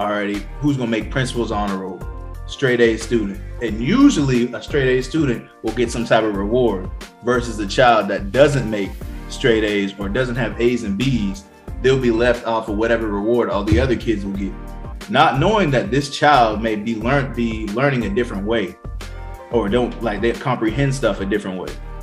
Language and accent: English; Johns Island, South Carolina, United States; I'm from Johns Island, South Carolina